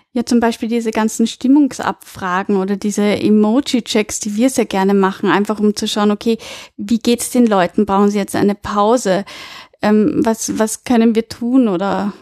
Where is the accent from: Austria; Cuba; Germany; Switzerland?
Austria; bei uns in Österreich